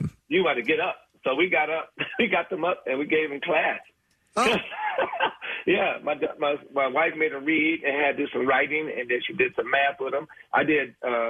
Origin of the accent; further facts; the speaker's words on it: Detroit, Michigan, United States; I'm from Detroit, Michigan